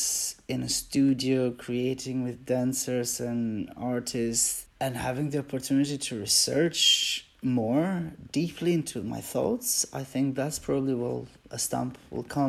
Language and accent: English; Albania; English is a second language; also born or lived in Switzerland; now in United Kingdom; I come from Albania